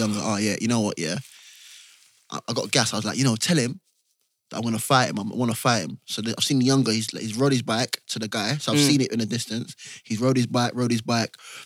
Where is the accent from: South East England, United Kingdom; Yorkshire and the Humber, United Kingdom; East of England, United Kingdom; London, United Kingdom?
London, United Kingdom; I grew up in Ends. Shout out to the man, E6 and that, East Ham